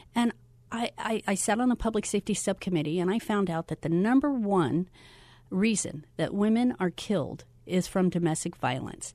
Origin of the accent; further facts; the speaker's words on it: Florida, United States; moved away as an adult; also born or lived in Orange City, Iowa; now in Phoenix, United States; I grew up in Florida